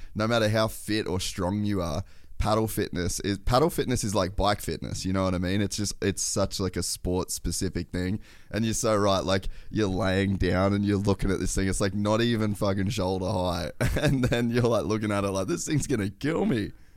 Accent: Queensland, Australia; moved away; also born or lived in Temecula, California; I grew up in Australia, there's, like, I grew up on, like, the Great Barrier Reef

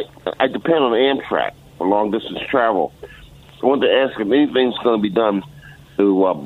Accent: New York City, New York, United States; moved away as an adult; now in Schenectady, United States; Yeah, I'm originally from the Bronx

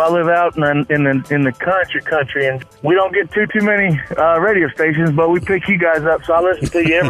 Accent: New York, United States; moved away as an adult; I'm originally from New York. And, moved to the country life when I got married back in 08. And 07

